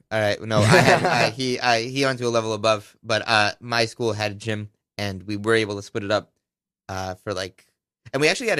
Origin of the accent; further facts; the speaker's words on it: New Jersey, United States; I'm from Jersey.